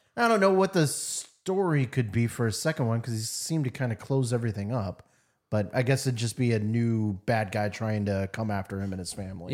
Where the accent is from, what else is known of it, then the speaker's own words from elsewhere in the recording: United States; I'm American